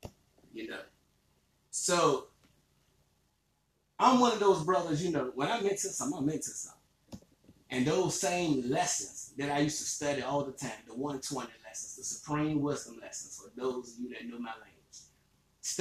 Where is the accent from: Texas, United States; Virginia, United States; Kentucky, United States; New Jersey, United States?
Virginia, United States; Emporia; now in Richmond, United States; I was born and raised in Emporia, Virginia